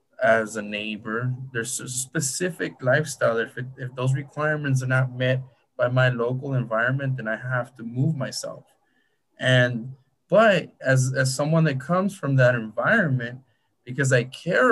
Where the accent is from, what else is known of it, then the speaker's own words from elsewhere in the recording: Huntington Park, California, United States; I'm close to East LA. I grew up in Huntington Park